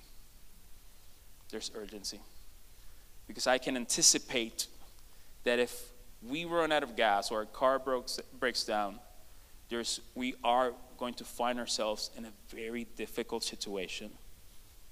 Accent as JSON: {"language": "English", "country": "Puerto Rico", "moved": "as an adult", "lives_now": "United States", "said": "we come from Puerto Rico. It's an island that is 100 by 35 miles."}